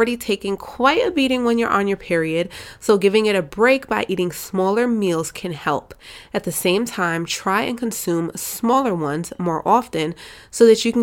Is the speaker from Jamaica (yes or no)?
yes; Jamaica; I'm Jamaican